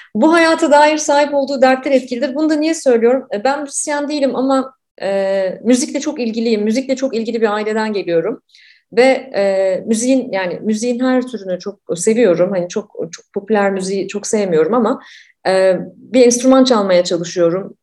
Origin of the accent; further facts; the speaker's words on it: Ankara, Turkey; ben de Ankaralıyım